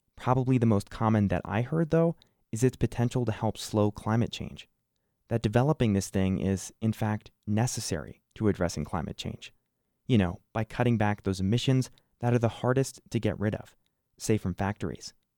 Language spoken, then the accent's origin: English; New Jersey, United States; now in Wyoming, United States; I didn't grow up in Wyoming. I grew up in New Jersey the Garden State, home of The Sopranos